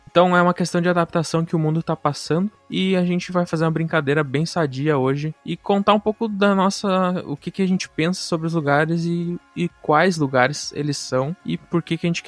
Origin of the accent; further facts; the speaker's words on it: Santa Catarina, Brazil; born there; moved away; Eu nasci em Santa Catarina e vim pra cá, pro Rio Grande do Sul.